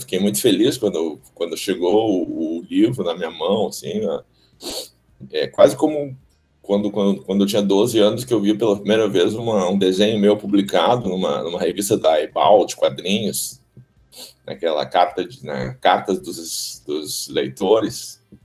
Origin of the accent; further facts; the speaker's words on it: Porto Alegre, Rio Grande do Sul, Brazil; Nasci aqui na Beneficência Portuguesa, mas aí até os 6, 7 anos eu morei lá no, no, no Alegrete